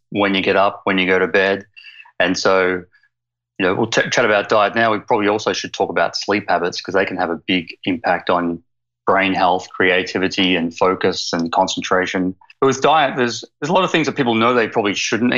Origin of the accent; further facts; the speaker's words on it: Melbourne, Victoria, Australia; accent: Aussie; moved away as an adult; also born or lived in Queensland, Australia; now in Victoria, Canada; I grew up in Melbourne, Australia, in Queensland, and I've only been over here for 3 years, so I've kept the Aussie accent